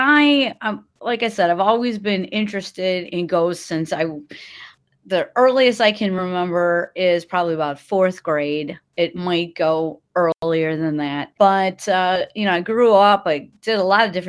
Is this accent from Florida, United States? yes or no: no; Milwaukee, Wisconsin, United States; I started giving the haunted history tours in 2008 in my hometown of Milwaukee